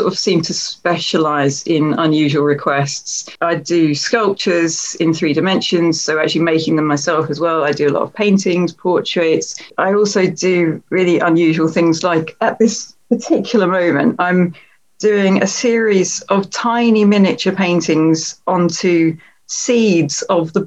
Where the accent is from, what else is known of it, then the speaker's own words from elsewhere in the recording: Ipswich, East of England, United Kingdom; Ipswich, which is my hometown